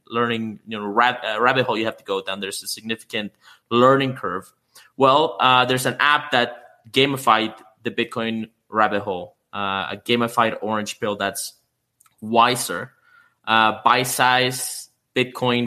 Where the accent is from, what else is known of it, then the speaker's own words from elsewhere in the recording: Canada; I'm Canadian myself.